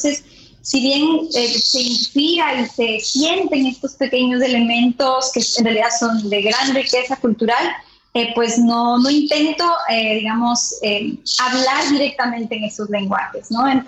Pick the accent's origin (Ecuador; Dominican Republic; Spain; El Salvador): Ecuador; Andes; born there; also born or lived in Amazonía / Quito; now in Guayaquil, Ecuador; Yo nací en, en los Andes, me quedé en la Amazonía, pero ahora eh, eh, estuve viviendo muchos años en Quito y ahora estoy en Guayaquil, ¿no?